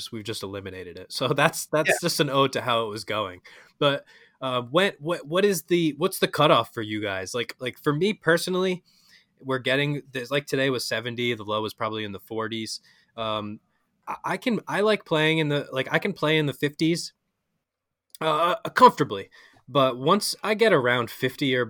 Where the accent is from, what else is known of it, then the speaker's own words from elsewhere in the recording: New England, United States; we're all from New England